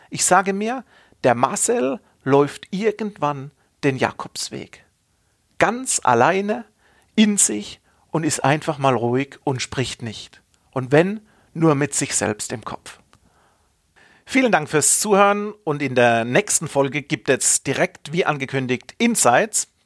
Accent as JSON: {"language": "German", "region": "Baden-Württemberg", "country": "Germany", "accent": "Kurpfälzisch", "lives_now": "Stuttgart, Germany", "said": "man hört es teilweise durch meinen Slang, dass ich aus dem kurpfälzischen Bereich bin, aus der Region Karlsruhe, Mannheim, Heidelberg, da ist es natürlich für den Badener ein Schritt, den Weg ins Schwabenländle sich zu gönnen."}